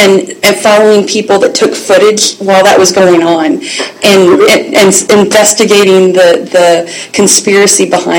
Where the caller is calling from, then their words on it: Eugene, Oregon, United States; I am calling you from Eugene, Oregon today.